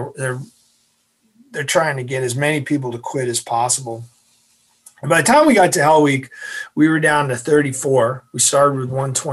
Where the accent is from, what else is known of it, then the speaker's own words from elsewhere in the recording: Massachusetts, United States; I'm from Massachusetts